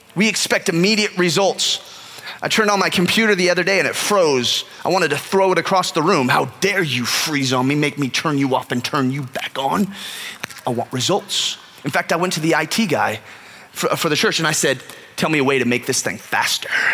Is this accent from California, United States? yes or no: yes; California, United States; moved away; growing up in California